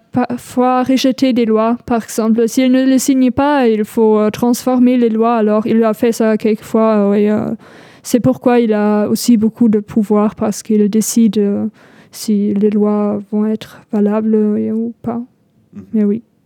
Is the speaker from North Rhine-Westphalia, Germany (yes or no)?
yes; North Rhine-Westphalia, Germany; French is a second language; moved away as an adult; now in L'Aigle, France; je viens du Rhénanie du Nord-Westphalie